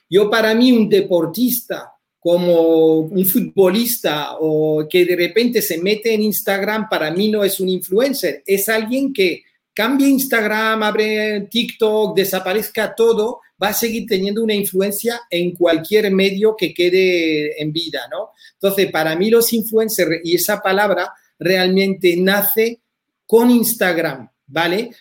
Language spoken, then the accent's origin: Spanish; France; moved away as an adult; now in Spain; soy francés de familia española